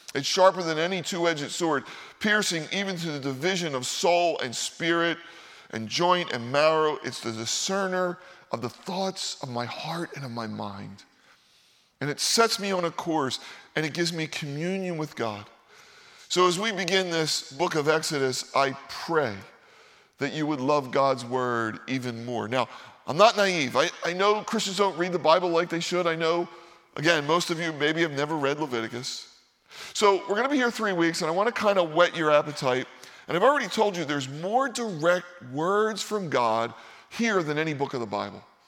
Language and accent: English; Philadelphia, Pennsylvania, United States; moved away; I grew up in Philadelphia